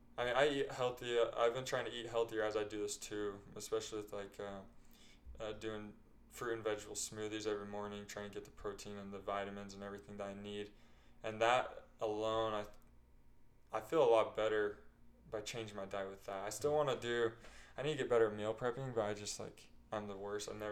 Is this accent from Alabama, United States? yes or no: no; Bluffdale, Utah, United States; also born or lived in West Jordan, Utah; now in St. George, United States; my family moved to Bluffdale